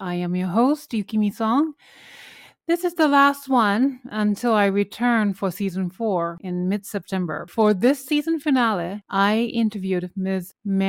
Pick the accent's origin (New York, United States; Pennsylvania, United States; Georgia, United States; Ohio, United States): New York, United States; New York City; I think obviously you're both pianists and we're both from New York City.